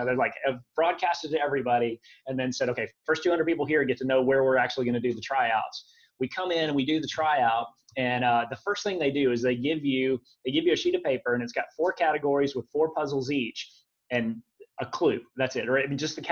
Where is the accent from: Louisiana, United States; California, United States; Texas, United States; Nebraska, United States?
Texas, United States; Dallas; moved away as an adult; also born or lived in Wichita Falls, Texas / Nairobi; I was born in Wichita Falls, but I didn't grow up there. I grew up in the Dallas area